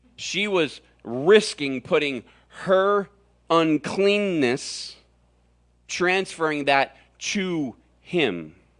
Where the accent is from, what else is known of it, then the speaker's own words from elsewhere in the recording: Florida, United States; now in Arizona, United States; I grew up in Florida